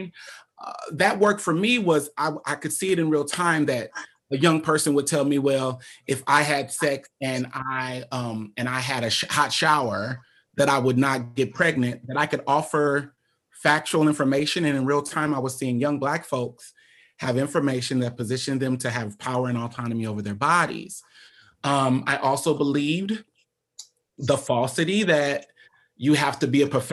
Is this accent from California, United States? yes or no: no; Omaha, Nebraska, United States; I'm born and raised in Omaha, Nebraska